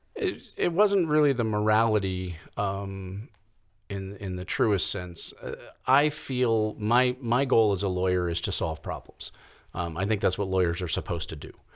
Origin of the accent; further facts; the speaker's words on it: Kansas City, United States; now in Colorado, United States; I grew up in the Kansas City area, um, for the most part